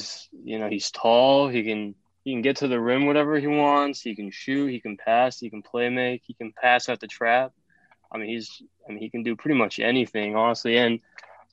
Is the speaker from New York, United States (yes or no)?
no; the Bay Area, California, United States; I'm from the Bay